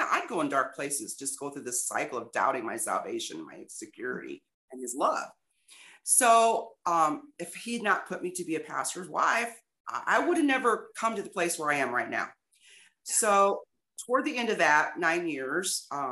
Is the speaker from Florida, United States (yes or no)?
no; Illinois, United States; moved away as an adult; also born or lived in East St. Louis; now in Texas, United States; I'm from Illinois.